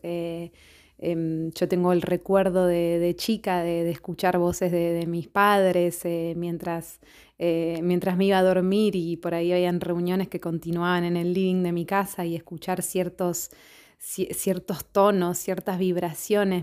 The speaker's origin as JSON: {"language": "Spanish", "region": "Buenos Aires", "country": "Argentina", "moved": "as an adult", "lives_now": "Rome, Italy", "said": "soy una cantautora argentina de Buenos Aires. En este momento estoy viviendo en Roma"}